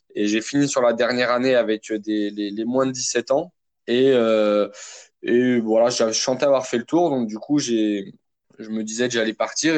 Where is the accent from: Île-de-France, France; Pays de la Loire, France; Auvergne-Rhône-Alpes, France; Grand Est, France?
Île-de-France, France; Vitry-sur-Seine; j'ai grandi à Vitry-sur-Seine dans le Val-de-Marne, dans le 94